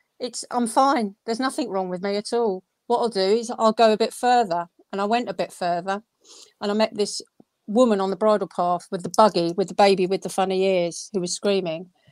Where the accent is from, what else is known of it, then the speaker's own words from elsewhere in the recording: London, United Kingdom; now in Surrey, United Kingdom; I am from South London originally, live in Surrey now